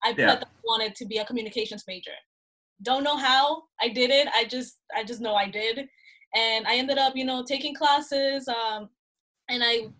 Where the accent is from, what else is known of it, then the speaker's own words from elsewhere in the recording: Honduras; moved away; I'm Honduran, so I was born in Honduras, and my dad over there, he is a television and radio personality.